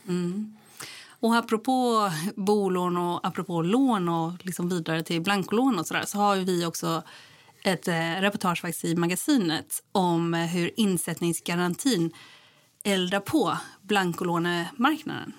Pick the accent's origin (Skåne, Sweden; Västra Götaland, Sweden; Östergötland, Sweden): Västra Götaland, Sweden; Gothenburg; jag kommer ju från Göteborg